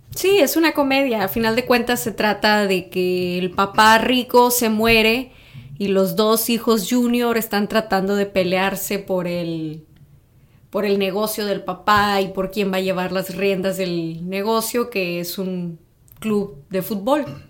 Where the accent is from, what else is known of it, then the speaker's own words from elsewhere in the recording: Tamaulipas, Mexico; Yo soy también del norte, pero soy de Tamaulipas